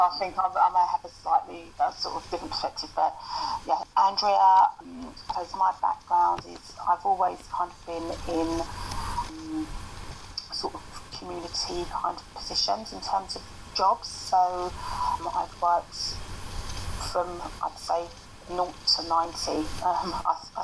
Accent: London, United Kingdom; accent: broad East End; I grew up in Bow

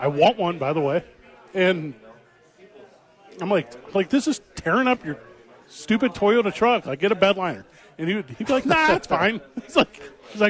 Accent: East St. Louis, Illinois, United States; now in Albuquerque, United States; I grew up in East St. Louis, right outside of St. Louis, Missouri

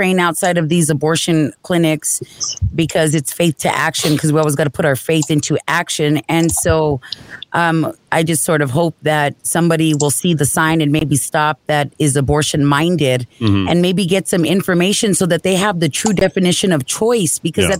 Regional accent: South Valley, New Mexico, United States; South Valley.

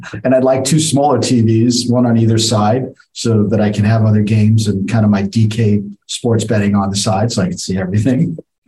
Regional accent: New York City, New York, United States; I'm from the Bronx.

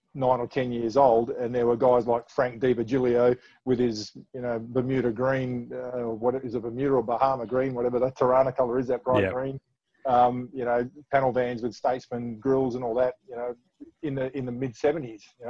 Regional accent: Perth, Western Australia, Australia; also born or lived in Balcatta; I'm born and bred in Osborne Park for a start, but I went to Balcatta Senior High School

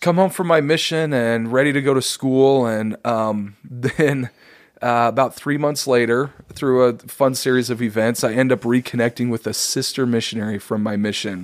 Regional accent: Davis County, Utah, United States; I grew up in Davis County, Utah.

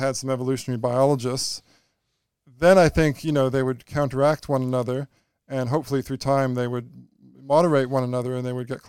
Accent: Canada; yes, I'm a Canadian, so I'm going to be privileged.

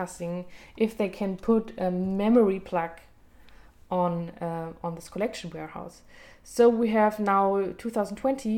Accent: Germany; growing up in Germany as a German Jew

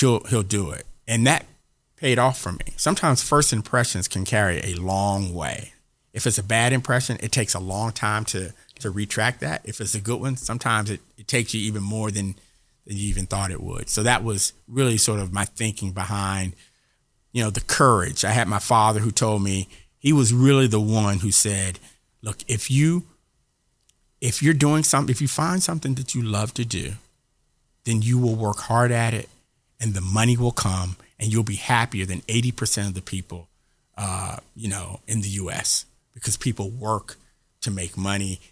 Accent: Atlanta, Georgia, United States; I grew up here in Atlanta

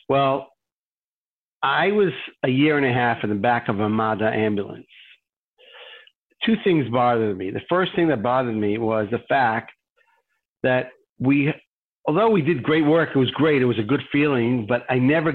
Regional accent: Jerusalem, Jerusalem District, Israel; I grew up in Jerusalem and a little neighborhood near Yad Vashem

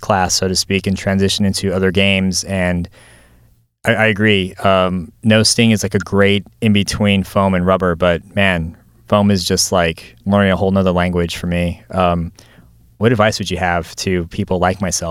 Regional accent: Arizona, United States; I'm from Arizona too

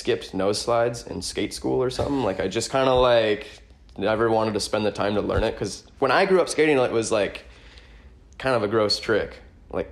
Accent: Minnesota, United States; as a kid growing up in Minnesota

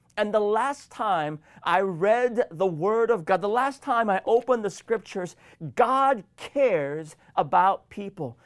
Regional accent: Washington, United States; my home state of Washington

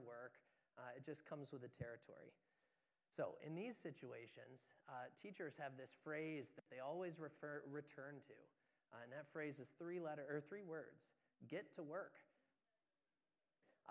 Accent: Moravia, New York, United States; I'm more specifically from Moravia

